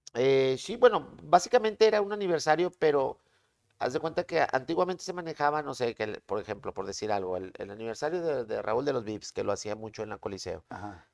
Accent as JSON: {"language": "Spanish", "town": "Monterrey", "region": "Nuevo León", "country": "Mexico", "tie": "born or raised there", "said": "De Monterrey, yo soy de Monterrey"}